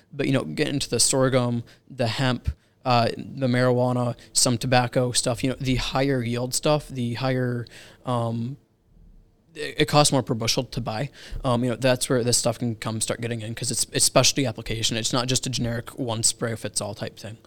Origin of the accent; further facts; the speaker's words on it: Rand Lake, Michigan, United States; now in Charlotte, United States; I grew up in Michigan